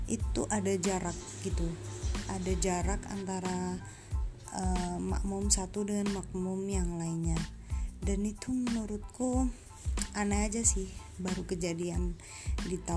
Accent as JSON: {"language": "Indonesian", "town": "Malang", "region": "East Java", "country": "Indonesia", "lives_now": "Kediri, Indonesia", "said": "perantauan aku orang Malang nih tapi aku tinggal kerja di Kediri di Jawa Timur tapi agak jauh juga sih jadi merantau"}